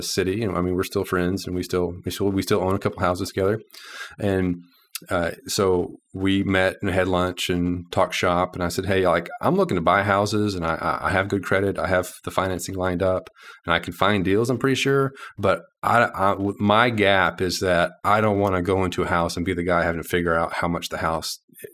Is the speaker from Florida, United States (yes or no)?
no; Arkansas, United States; also born or lived in Little Rock, Arkansas; I'm from Arkansas. I live in Little Rock, Arkansas.